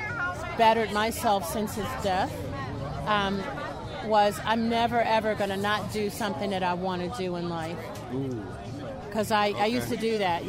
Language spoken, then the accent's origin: English; Chicago, Illinois, United States